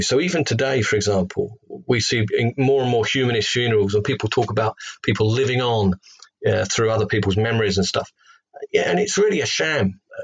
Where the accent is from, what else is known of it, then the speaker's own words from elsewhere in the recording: London, United Kingdom; accent: Cockney; moved away as an adult; also born or lived in Loughton, Essex; now in Hereford, United Kingdom; I'm from uh, um, London, England